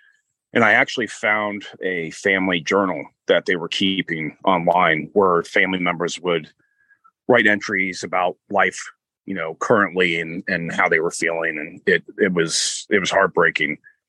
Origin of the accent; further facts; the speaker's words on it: Florida, United States; now in Connecticut, United States; I'm originally from Pasco County, Florida, where this case originated from, and I currently live in Connecticut.